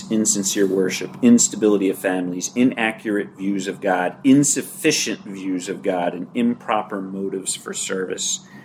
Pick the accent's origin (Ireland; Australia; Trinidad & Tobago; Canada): Ireland; I'm a good speaker, I'm dramatic, I'm Irish, it comes naturally, right?